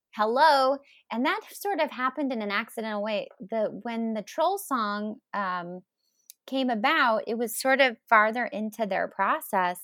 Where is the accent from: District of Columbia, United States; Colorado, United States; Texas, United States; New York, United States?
Colorado, United States; Denver; I grew up in Denver, Colorado